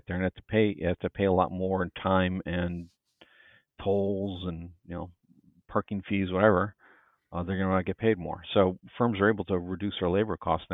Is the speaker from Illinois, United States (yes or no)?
yes; Chicago, Illinois, United States; now in New York, United States; I grew up in Chicago